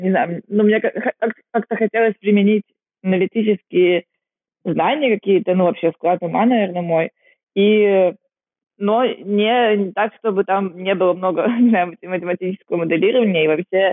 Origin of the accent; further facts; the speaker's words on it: Kaliningrad, Kaliningrad Oblast, Russia; moved away as an adult; also born or lived in Vietnam / China; now in Singapore; Я из Калининграда